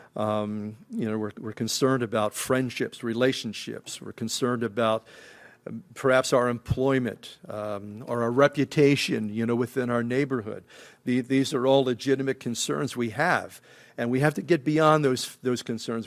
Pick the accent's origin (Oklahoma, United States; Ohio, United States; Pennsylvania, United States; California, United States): Pennsylvania, United States; Philadelphia; I grew up in Philadelphia, and it was really kind of a melting pot.